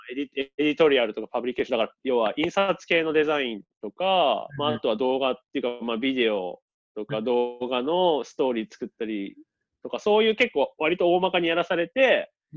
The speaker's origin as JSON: {"language": "Japanese", "region": "Toyama", "country": "Japan", "tie": "born or raised there", "also_born_or_lived": "Sydney, Australia", "moved": "as an adult", "lives_now": "Australia", "said": "僕は富山県出身なんですけど"}